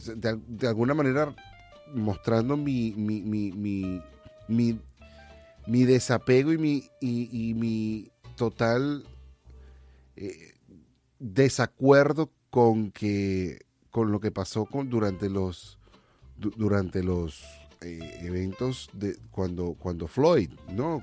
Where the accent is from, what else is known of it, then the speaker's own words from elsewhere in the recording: Venezuela; now in United States; como venezolano